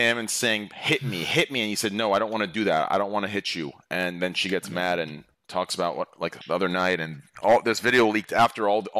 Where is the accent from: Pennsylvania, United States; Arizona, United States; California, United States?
Arizona, United States; Scottsdale